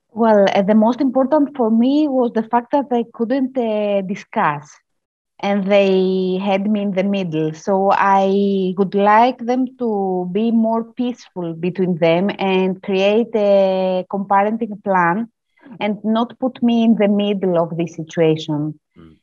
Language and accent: English; Greece; I'm from Greece